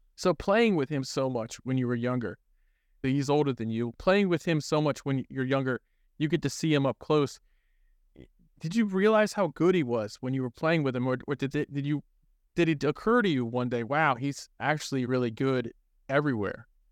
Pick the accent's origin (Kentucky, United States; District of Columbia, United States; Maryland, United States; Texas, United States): Maryland, United States; College Park; I grew up in the College Park area